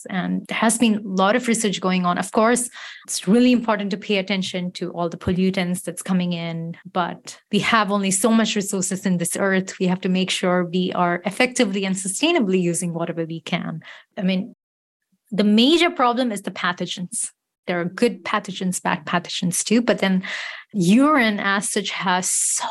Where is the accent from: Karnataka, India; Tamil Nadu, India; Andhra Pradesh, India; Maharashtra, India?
Tamil Nadu, India; Chennai; moved away; my hometown city in Chennai